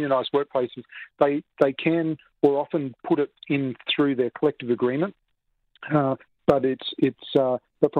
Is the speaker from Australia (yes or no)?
yes; Australia; now in Toronto, Canada; I come from Australia